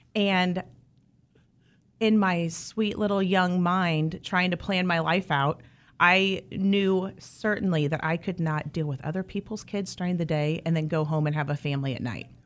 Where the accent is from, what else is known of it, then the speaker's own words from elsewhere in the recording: southeast of Wichita, Kansas, United States; I grew up, um, down on the far, far southeast side, not even in Wichita